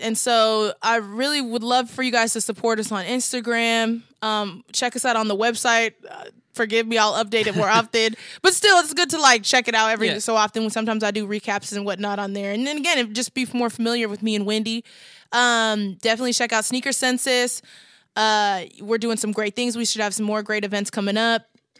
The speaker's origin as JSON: {"language": "English", "town": "Lincoln", "region": "Nebraska", "country": "United States", "tie": "born or raised there", "said": "But Lincoln was blue, baby. That's my hometown."}